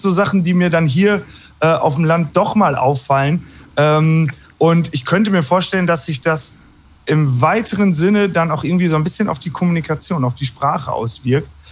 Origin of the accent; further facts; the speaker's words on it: Hagen am Teutoburger Wald, Lower Saxony, Germany; ich komme hier aus Hagen am Teutoburger Wald